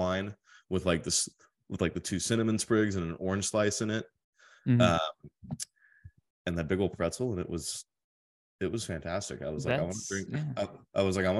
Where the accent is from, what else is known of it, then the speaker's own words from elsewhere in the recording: Southern California, United States; I'm that weird kid born and raised in SoCal, like never left